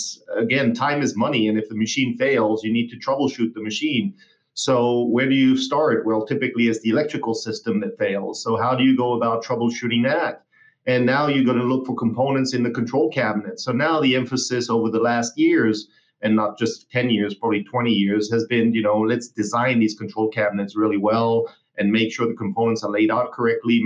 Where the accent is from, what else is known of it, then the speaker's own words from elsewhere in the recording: Basque Country, Spain; also born or lived in Hamburg, Germany / Germany; now in United States; I moved from Hamburg to the Basque country, where I grew up for 14 years.